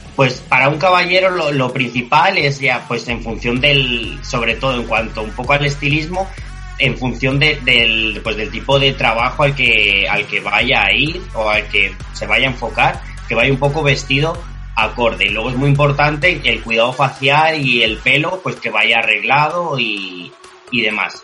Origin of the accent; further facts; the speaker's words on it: Albacete, Castilla-La Mancha, Spain; now in Madrid, Spain; Yo soy de Albacete, una ciudad muy cerquita a Madrid, y me pilló por aquí, por, mi tierra